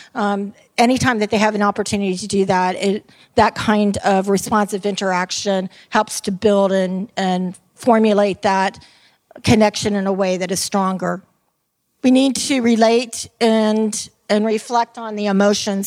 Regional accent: Tampa, Florida, United States; I am from Tampa, Florida, and I am called a Tampeno.

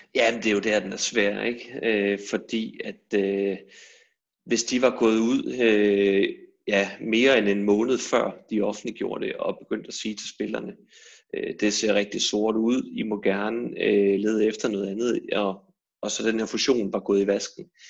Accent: Aarhus, Central Denmark Region, Denmark; jeg er Aarhus-dreng

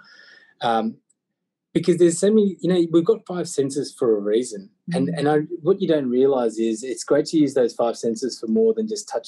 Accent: Australia; I was born and blessed in Aussie

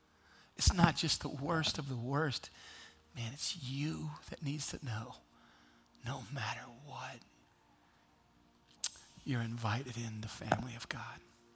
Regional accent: Kenya; See, I grew up in Kenya. My parents were missionaries to Kenya. In 1977, in Kenya, what you had to do as a kid was just try to avoid being eaten by something.

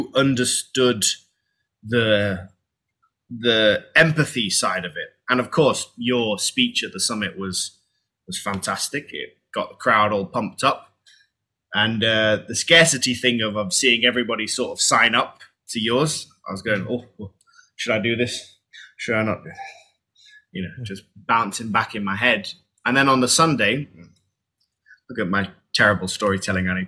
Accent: United Kingdom; I'm British

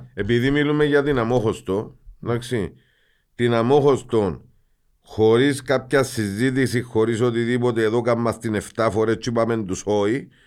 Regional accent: Cyprus; είμαστε εμείς Ελληνοκύπροι

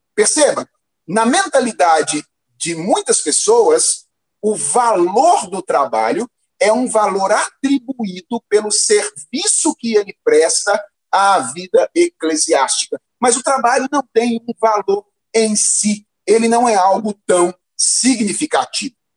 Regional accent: Minas Gerais, Brazil; eu me lembro quando eu era adolescente, lá em Minas Gerais

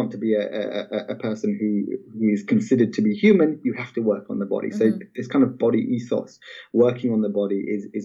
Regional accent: Malaysia; I remember growing up in Malaysia at the time

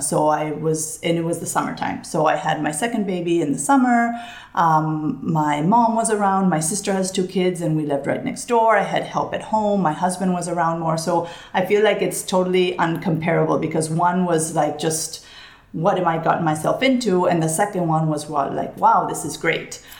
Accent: Barcelona, Catalonia, Spain; moved away as an adult; also born or lived in New York City, United States; I'm originally from Barcelona, but my mom is from the United States. So, I've grown up, I grew up in Barcelona all my life

